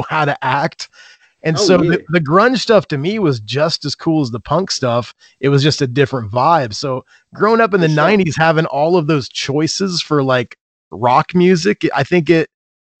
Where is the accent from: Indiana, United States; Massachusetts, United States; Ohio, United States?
Indiana, United States; I grew up in Indiana, I moved away and then I came back when I had kids